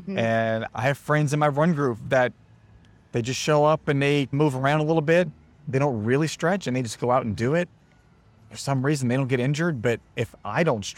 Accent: New Orleans, Louisiana, United States; I grew up in New Orleans

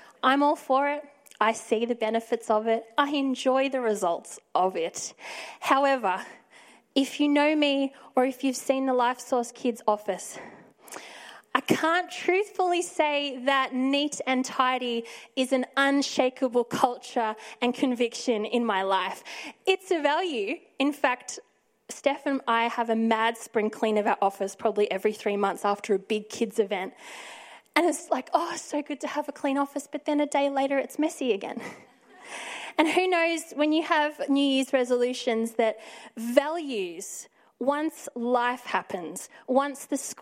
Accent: Victoria, Australia; now in Sydney, Australia; I'm originally from Victoria

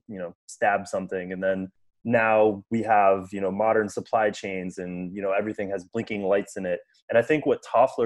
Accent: United States; growing up in the United States

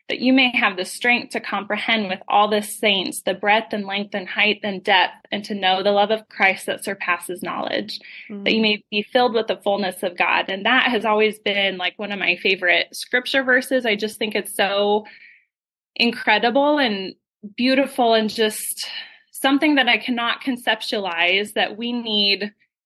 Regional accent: Colorado, United States; moved away as an adult; now in Las Vegas, United States; I'm from Colorado.

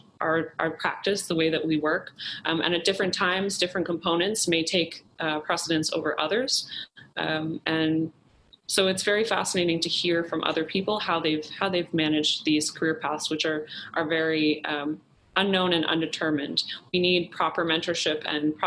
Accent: Halifax, Nova Scotia, Canada; moved away; also born or lived in Toronto; I was also born and raised in Halifax, Nova Scotia

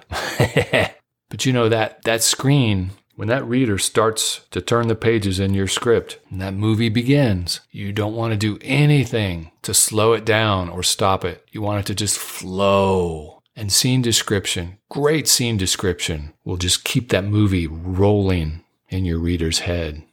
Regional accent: Dayton, Ohio, United States; now in Southern California, United States; I was born and raised in Dayton, Ohio, which is just about forty-five minutes north of Cincinnati

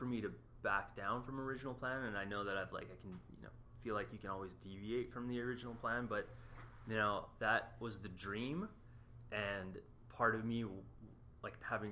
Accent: Canada; moved away; I'm Canadian

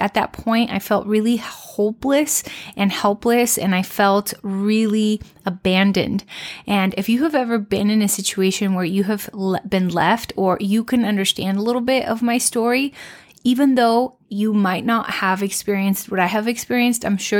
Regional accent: Mexico; I've lived in different country. Like I grew up in Mexico

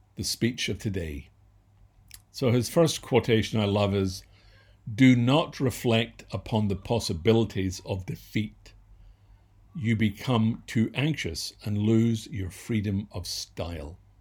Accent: Scotland, United Kingdom; I was born and raised in Scotland

